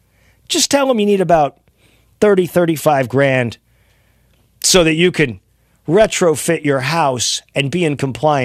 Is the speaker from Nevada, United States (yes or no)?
no; Los Angeles, California, United States; Yeah, I'm from the USA. I'm American, yeah.